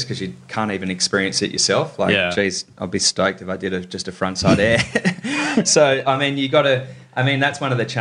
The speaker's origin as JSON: {"language": "English", "town": "Sydney", "region": "New South Wales", "country": "Australia", "tie": "born or raised there", "also_born_or_lived": "Los Angeles, United States", "said": "growing up in Sydney."}